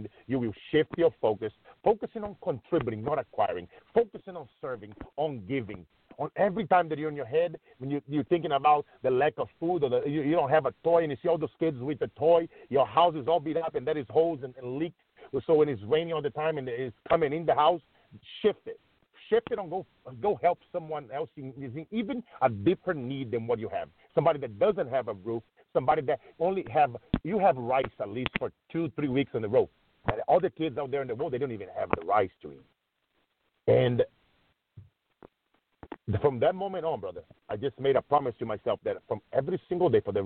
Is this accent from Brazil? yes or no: yes; Brazil; moved away; I grew up in Brazil. I was very poor